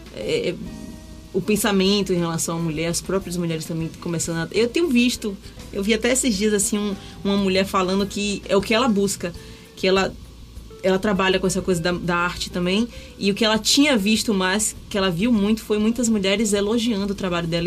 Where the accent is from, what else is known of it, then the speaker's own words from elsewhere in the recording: Salvador, Bahia, Brazil; eu sou nativa de Itapuã, né? Nasci em Itapuã, moro na mesma casa desde que eu nasci